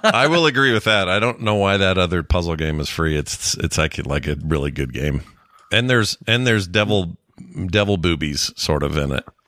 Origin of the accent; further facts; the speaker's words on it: United States; we, Americans